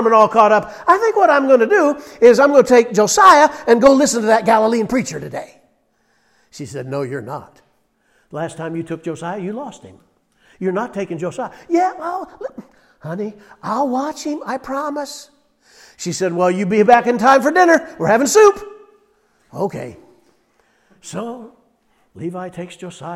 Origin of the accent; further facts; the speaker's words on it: Iowa, United States; I grew up in Iowa